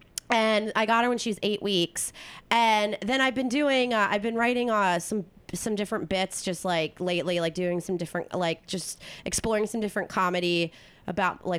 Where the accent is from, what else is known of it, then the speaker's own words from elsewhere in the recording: East Coast, United States; moved away as an adult; also born or lived in Philadelphia / Bay Area; now in California, United States; I'm from the East Coast, but I've lived on the West Coast for 12